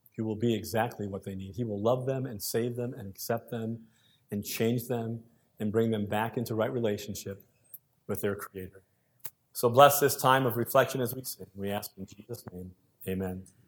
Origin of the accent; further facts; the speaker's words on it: United States; moved away as an adult; now in Canada; I'm an American by birth. If you didn't know that, some people say I have an accent. I don't believe I do. Twenty-one years here. American by birth, Canadian by choice